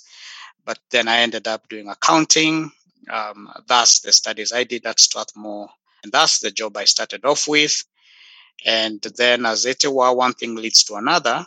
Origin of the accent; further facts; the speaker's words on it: Embu, Embu County, Kenya; also born or lived in Nairobi, Kenya; I grew up in Kenya, the eastern side of this country, a small town called Embu by the roundabout the Mount Kenya region. So that's where I spent my early childhood and, you know, early schooling